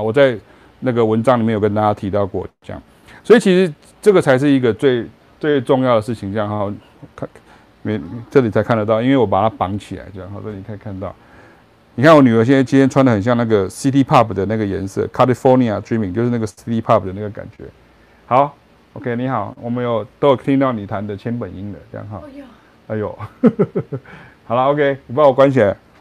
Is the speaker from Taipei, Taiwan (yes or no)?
no; Chiayi, Taiwan; moved away; also born or lived in Taichung, Taiwan; 我是嘉义人，然后我后来搬到台中，我爸搬到台中，我就搬到台中